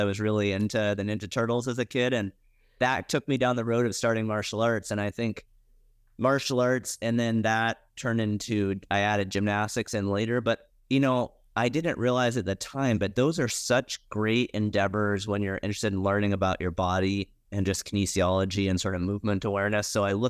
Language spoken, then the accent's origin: English; Montana, United States; Yeah, I grew up in Montana.